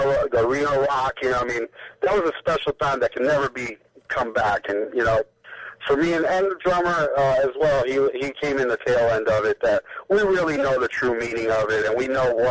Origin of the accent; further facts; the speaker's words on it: Miami Beach, Florida, United States; I'm from Miami Beach